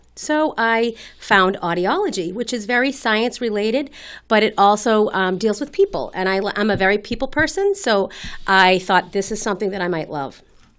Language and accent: English; Winchester, Massachusetts, United States; also born or lived in Rhode Island; I grew up in Winchester.